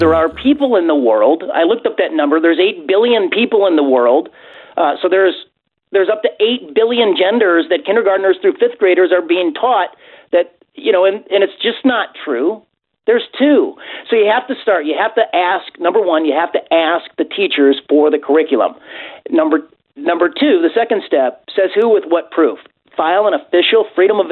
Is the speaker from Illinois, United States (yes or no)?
yes; Illinois, United States; I'm from Illinois